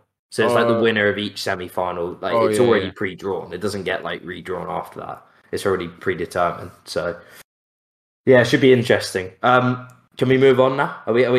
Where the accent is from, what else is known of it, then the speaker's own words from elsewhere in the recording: England, United Kingdom; as an English person who's grown up, I've grown up watching a shambolic era of English international football.